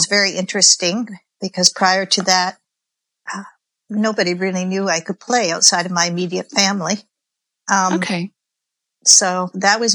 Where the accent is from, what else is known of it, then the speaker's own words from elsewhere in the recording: Canada; I'm Canadian